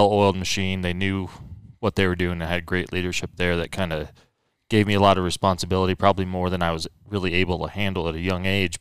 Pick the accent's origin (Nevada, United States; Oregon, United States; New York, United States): Oregon, United States; I got a job with Crimson Trace, which was in my hometown out in Oregon